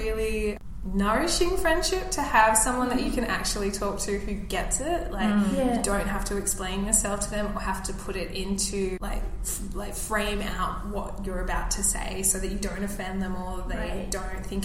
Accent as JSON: {"language": "English", "town": "Melbourne", "region": "Victoria", "country": "Australia", "tie": "born or raised there", "said": "I grew up in Melbourne"}